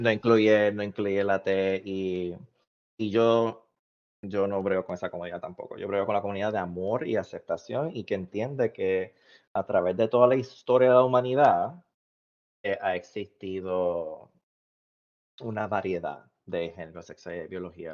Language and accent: Spanish; Puerto Rico; now in United States; los puertorriqueños nosotros somos cariñosos